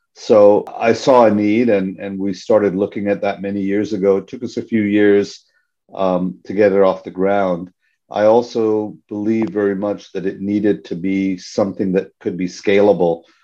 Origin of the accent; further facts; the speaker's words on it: Hong Kong; moved away; also born or lived in Canada; I'm a Canadian citizen, ethnically Indian, born and raised in Hong Kong